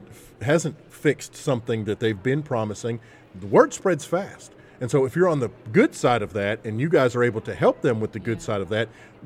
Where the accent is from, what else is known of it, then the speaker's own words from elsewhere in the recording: Arkansas, United States; we're from Arkansas